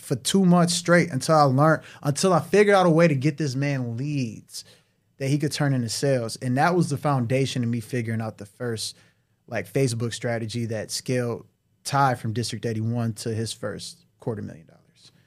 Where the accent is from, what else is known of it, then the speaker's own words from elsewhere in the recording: Detroit, Michigan, United States; I'm from Detroit